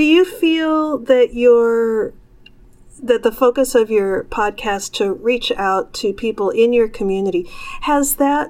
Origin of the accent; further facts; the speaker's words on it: Chicago, Illinois, United States; born there; I grew up, I was born in Chicago, and my father was at the time a college professor.